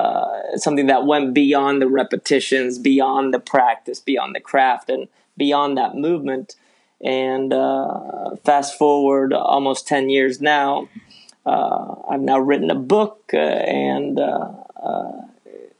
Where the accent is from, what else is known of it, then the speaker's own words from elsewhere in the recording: Spain; also born or lived in San Francisco, California, United States / Ecuador; now in United States; I moved from the U.S. to Ecuador as a kid, and then from Ecuador to Spain. And then I grew up in Spain, went to school in Spain